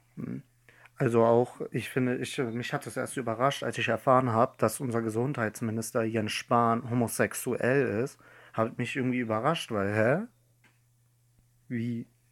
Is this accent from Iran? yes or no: yes; Iran; now in Germany; in meinem Heimatland Iran